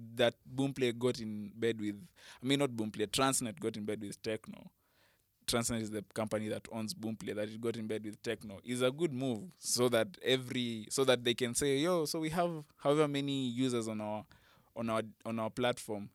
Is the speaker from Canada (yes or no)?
no; Kenya; me as a Kenyan music fan